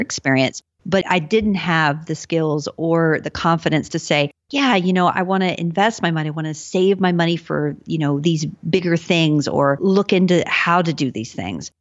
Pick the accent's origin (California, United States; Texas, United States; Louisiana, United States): Texas, United States; I grew up in Texas and, you know, my parents lived in the t-, city, San Antonio